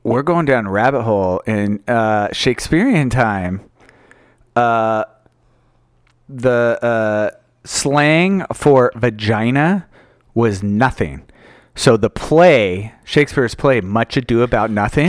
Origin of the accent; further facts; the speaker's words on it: Utah, United States; moved away; I was raised in Utah